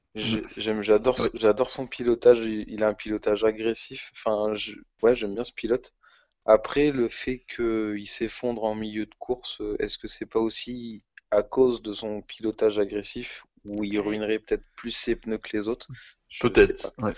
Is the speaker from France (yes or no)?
yes; France; En tant que Français chauvin